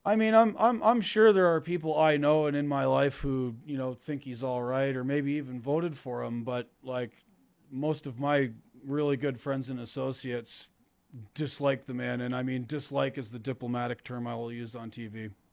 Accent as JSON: {"language": "English", "country": "Canada", "moved": "as an adult", "lives_now": "New York, United States", "said": "I'm Canadian"}